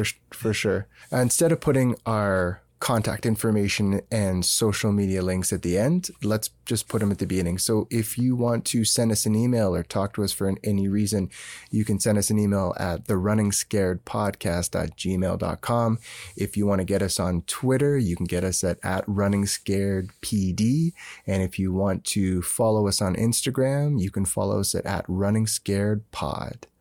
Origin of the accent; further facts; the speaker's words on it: Canada; we're Canadian